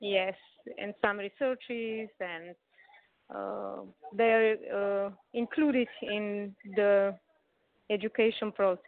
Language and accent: English; Slovenia; We are from Slovenia.